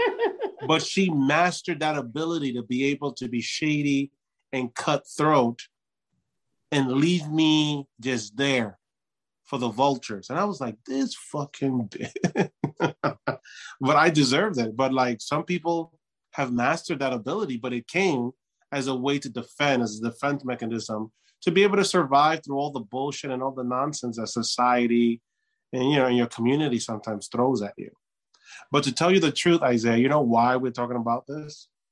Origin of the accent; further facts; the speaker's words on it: New York, United States; I grew up in New York